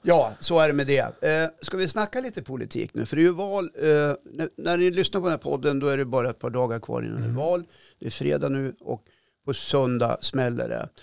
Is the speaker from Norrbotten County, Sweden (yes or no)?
yes; Norrbotten County, Sweden; min morfar och, vi är född i Norrbotten och liksom rödaste rött upp i malmfälten